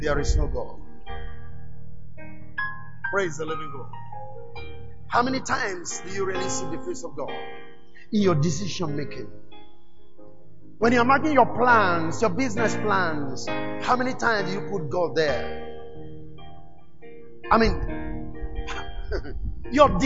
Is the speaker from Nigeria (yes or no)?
yes; Nigeria; also born or lived in Lagos, Nigeria / Pretoria, South Africa; I was relocated from Nigeria